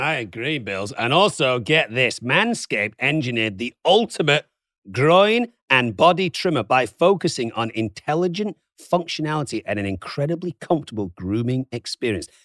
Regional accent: Manchester, North West England, United Kingdom; now in California, United States; I'm from Manchester

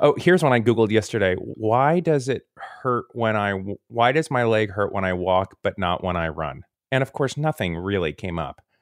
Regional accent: Florida, United States; I'm from Florida

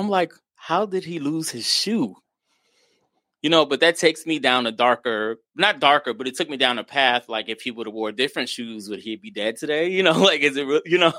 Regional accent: New York City, New York, United States; moved away as an adult; I grew up in New York City.

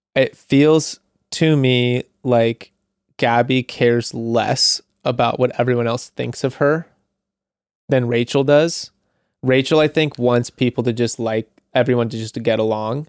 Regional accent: Santa Monica, California, United States; my hometown

